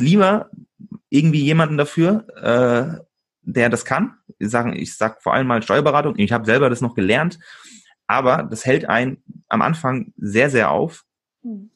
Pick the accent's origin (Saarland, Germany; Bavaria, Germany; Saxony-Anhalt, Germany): Bavaria, Germany; Aschaffenburg; moved away as an adult; also born or lived in Switzerland; hier bei mir in meiner Heimatstadt in Aschaffenburg